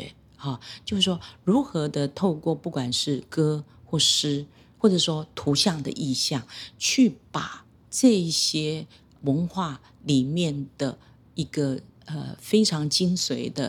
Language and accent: Chinese; Taiwan; first language Hakka; 所以，我想我我很幸运的。客语哦，成为我的母语。当然，台语因为生活在呃台湾这块土地，所以呢也参与学习了一些。